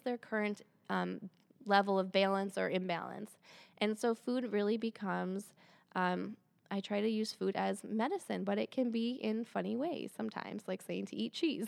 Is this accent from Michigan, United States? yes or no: yes; Michigan, United States; moved away as an adult; also born or lived in Santa Fe, New Mexico / East Lansing, Michigan; I'm from Michigan. I live in Michigan again